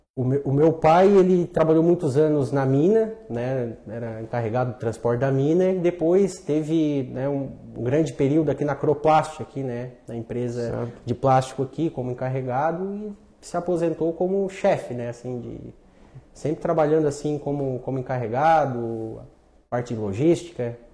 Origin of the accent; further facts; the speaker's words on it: Lauro Müller, Santa Catarina, Brazil; Nasci em Lauro Miller. Sou natural dali.